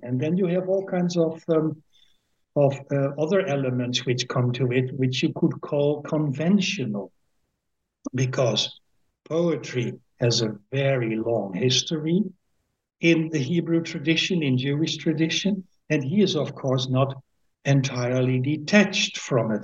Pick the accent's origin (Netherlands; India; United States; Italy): Netherlands; Winschoten, Groningen; first language Dutch; English is a second language; I am born at the 21st of May 1954 in a small town called Winschoten, which is in the province of Groningen.